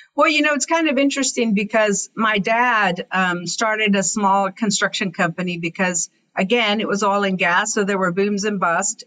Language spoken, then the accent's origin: English; Kermit, Texas, United States; I grew up in West Texas, a little town called Kermit